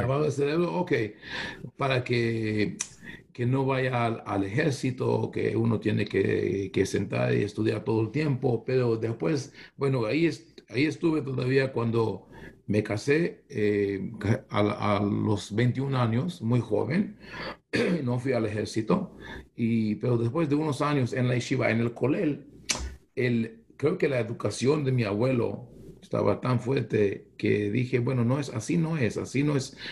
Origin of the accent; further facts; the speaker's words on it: Israel; Spanish is a second language; moved away as an adult; also born or lived in Bogotá, Colombia; now in United States; nací en Israel, crecí en una, en, una familia, una casa muy balanceada, eh, con amor a Israel